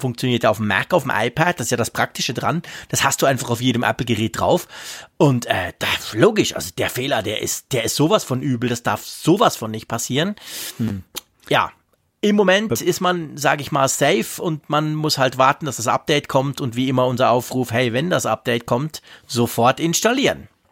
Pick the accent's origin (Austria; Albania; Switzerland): Switzerland; bei uns in der Schweiz